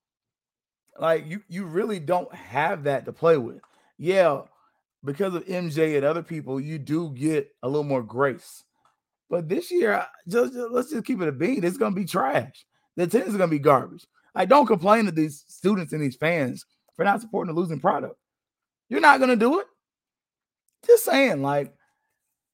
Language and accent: English; Florida, United States; I'm from Florida